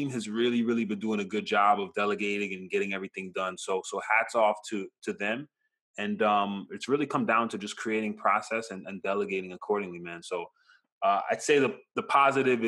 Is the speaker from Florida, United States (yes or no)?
yes; Hollywood, Florida, United States; also born or lived in Brooklyn, New York; now in Pembroke Pines, United States; I grew up in Hollywood for most of my life and currently in Pines